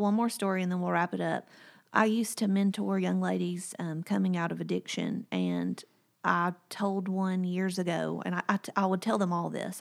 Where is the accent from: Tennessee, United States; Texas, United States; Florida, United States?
Tennessee, United States; Whitwell; moved away; My hometown is Whitwell, Tennessee, and it's about an hour and a half from here